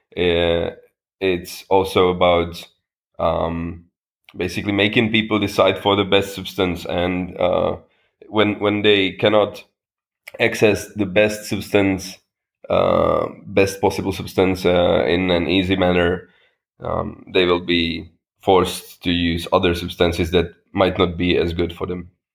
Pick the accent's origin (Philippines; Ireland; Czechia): Czechia; I am from the Czech Republic, and I am a member of parliament for the Power Party.